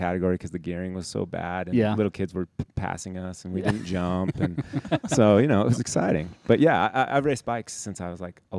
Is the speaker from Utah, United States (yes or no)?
yes; Heber, Utah, United States; I grew up in Heber and I grew up here.